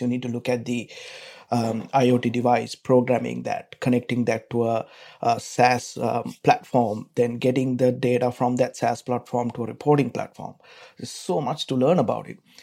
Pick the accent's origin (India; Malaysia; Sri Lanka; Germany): Sri Lanka; moved away as an adult; now in Melbourne, Australia; I'm from Sri Lanka.